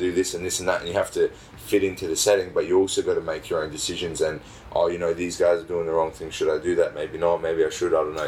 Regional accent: Australia; I'm fairly Australian. Like I, I was brought up here and born here.

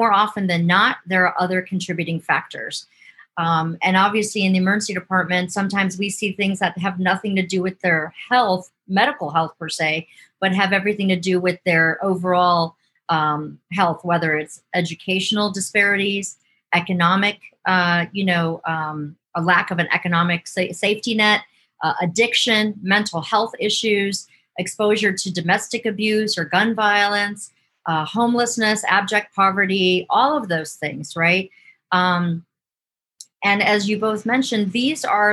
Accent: Cleveland, Ohio, United States; also born or lived in Michigan; So I grew up in Ohio on the west side of Cleveland in a small little working class suburb.

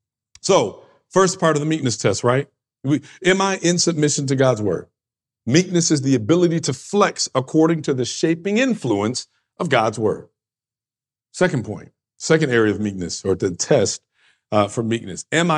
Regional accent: New York, United States; Well, I'm from this kind of area, right? My region. I come from the East Coast. I come from New York. This is what we do.

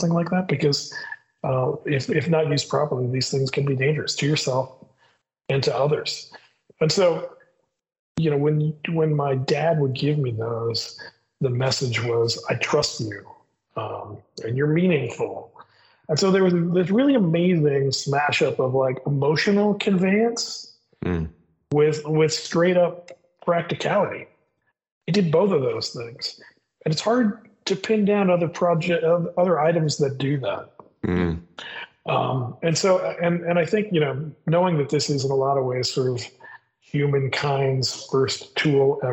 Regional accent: Bloomington, Indiana, United States; I grew up in the Midwest. My parents were divorced. And so my mother, who I lived with, lived in Bloomington, Indiana

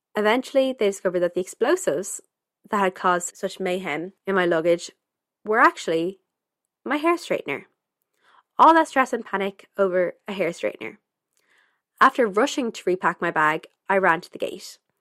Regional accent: Dublin, Leinster, Ireland; also born or lived in Germany; I'm from Dublin, Ireland

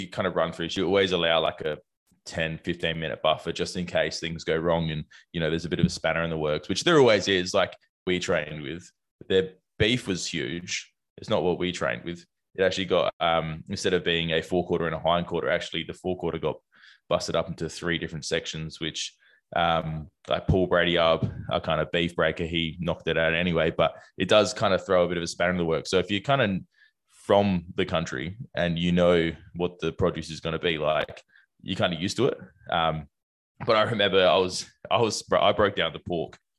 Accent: South Australia, Australia; Being South Australian

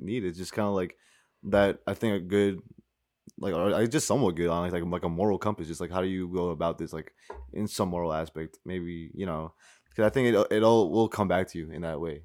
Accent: White Plains, New York, United States; growing up, white planes, like, born and raised

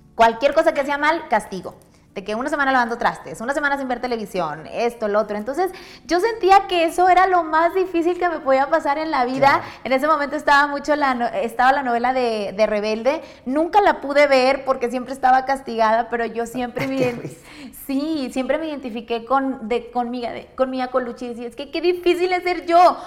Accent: Monterrey, Nuevo León, Mexico; yo soy originaria de Monterrey, toda mi vida he vivido en Monterrey

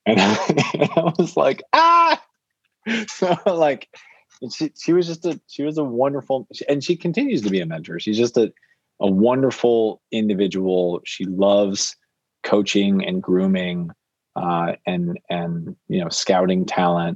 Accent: Naperville, Illinois, United States; I'm from Naperville, Illinois

